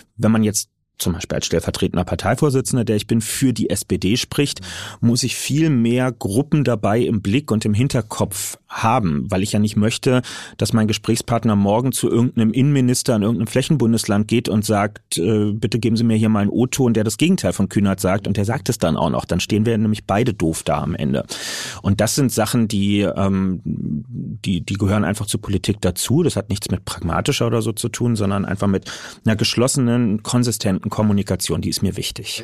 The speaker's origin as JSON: {"language": "German", "region": "Berlin", "country": "Germany", "said": "als Berliner, als jemand aus einem urbanen Wahlkreis"}